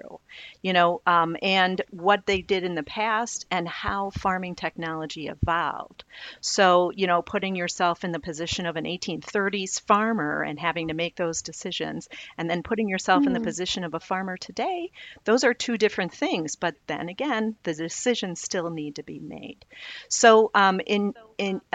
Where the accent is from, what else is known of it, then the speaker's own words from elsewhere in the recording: Naperville, Illinois, United States; I grew up in Wheatland South, surrounded by the Clough Farm and the Wagner Farm